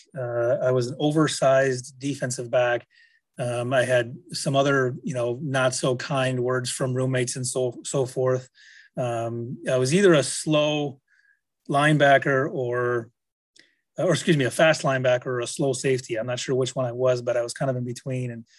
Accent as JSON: {"language": "English", "town": "Manitowoc", "region": "Wisconsin", "country": "United States", "tie": "born or raised there", "said": "I grew up in Manitowoc, Wisconsin, about an hour north of Milwaukee."}